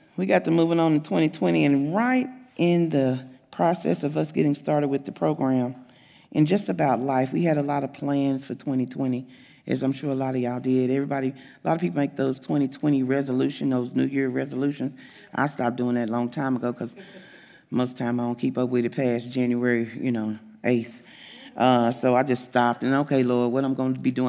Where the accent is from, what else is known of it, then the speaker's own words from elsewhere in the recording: the South, United States; now in Springdale, Arkansas, United States; I'm from the South